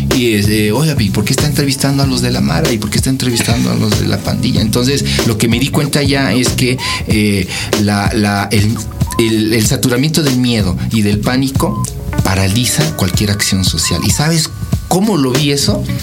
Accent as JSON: {"language": "Spanish", "country": "Mexico", "said": "soy mexicano"}